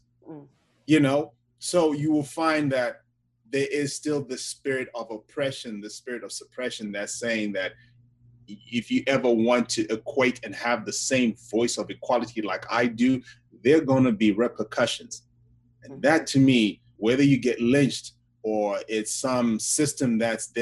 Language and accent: English; Zimbabwe; now in United States; my country in Zimbabwe